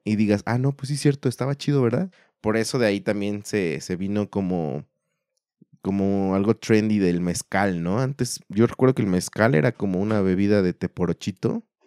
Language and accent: Spanish; Mexico